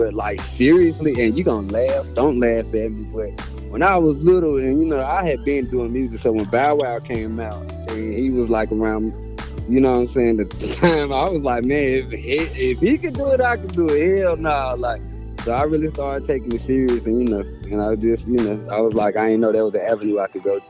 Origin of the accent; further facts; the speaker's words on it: Winston-Salem, North Carolina, United States; accent: country; Winston-Salem, North Carolina